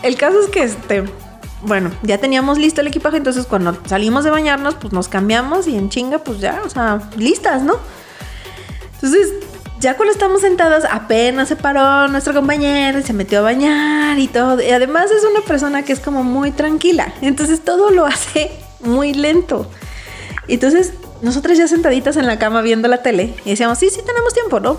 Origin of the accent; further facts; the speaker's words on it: Mexico; Como buen mexicano